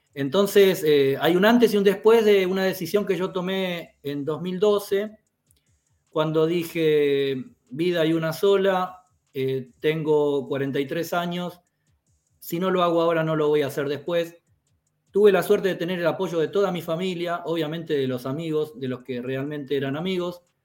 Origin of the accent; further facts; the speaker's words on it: Quilmes, Buenos Aires Province, Argentina; moved away as an adult; also born or lived in Latvia; now in Riga, Latvia; yo nací en Quilmes, a 20 kilómetros de Buenos Aires, prácticamente capital de la Argentina